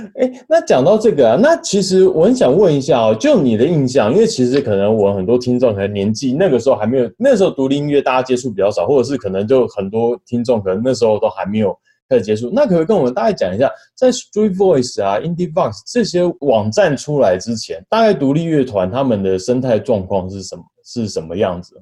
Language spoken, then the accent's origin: Chinese; Taipei, Taiwan; 我是台北人，那我可能台北比较熟悉一点